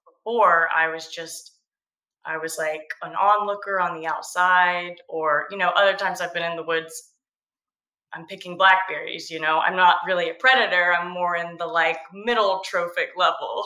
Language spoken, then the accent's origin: English; Georgia coast, United States; I grew up on the Georgia